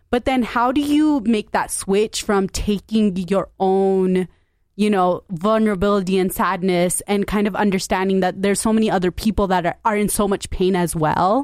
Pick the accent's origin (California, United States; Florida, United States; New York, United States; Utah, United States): Utah, United States; Salt Lake City; I grew up in Salt Lake as well